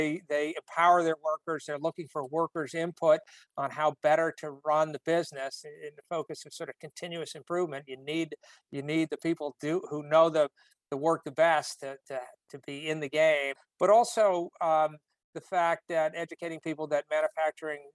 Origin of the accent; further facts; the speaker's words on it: New Britain, Connecticut, United States; I grew up in New Britain, Connecticut, which was at the time called the hardware capital of the world.